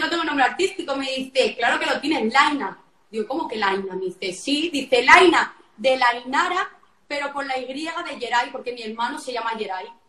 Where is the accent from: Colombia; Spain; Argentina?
Spain; a town in the province of Barcelona, Catalonia; Yo soy de Barcelona, un pueblo de Barcelona, de Cuní.